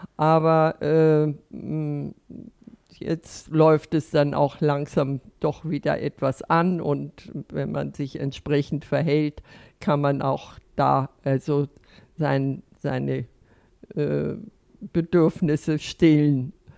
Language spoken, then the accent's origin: German; Northern Germany, Germany; now in Austria; Nun komme ich also äh, aus Norddeutschland und bin also äh, nach Österreich gekommen